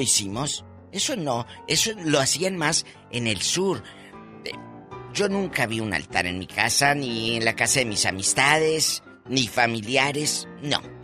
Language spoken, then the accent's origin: Spanish; Matamoros, Tamaulipas, Mexico; moved away; also born or lived in Oaxaca; en mi tierra y en mis tiempos de, de adolescente